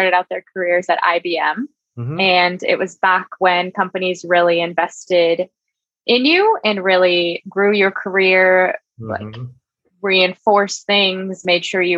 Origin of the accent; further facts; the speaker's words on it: San Mateo, California, United States; I actually grew up in San Mateo, but down the peninsula more is where I went to high school in Mountain View